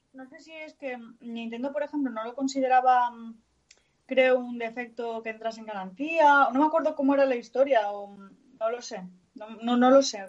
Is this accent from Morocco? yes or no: no; northern Spain, Spain; accent: northern; moved away; tengo mucho acento del norte.